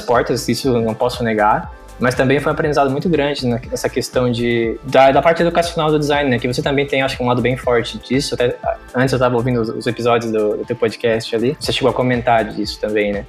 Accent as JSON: {"language": "Portuguese", "area": "a town neighbouring Criciúma", "region": "southern Santa Catarina", "country": "Brazil", "tie": "born or raised there", "said": "eu sou natural de Saara, que é uma vizinha de Criciúma, que é onde eu moro hoje, né? Aqui no sul de Santa Catarina"}